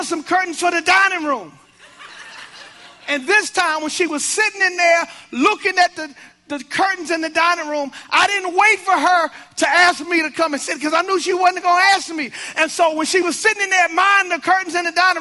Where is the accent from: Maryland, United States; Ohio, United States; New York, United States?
Maryland, United States; Baltimore; I'm from Baltimore.